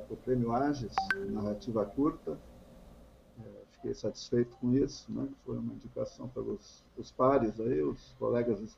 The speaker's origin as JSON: {"language": "Portuguese", "town": "Encantado", "region": "Rio Grande do Sul", "country": "Brazil", "tie": "born or raised there", "also_born_or_lived": "Roca Sales", "lives_now": "Porto Alegre, Brazil", "said": "Eu sou natural de Roca Salles. Mas não é um alemãozinho de Roca Salles? Não sou um alemãozinho de Roca Salles. Eu nasci por acidente. A minha família morava em Encantado na época."}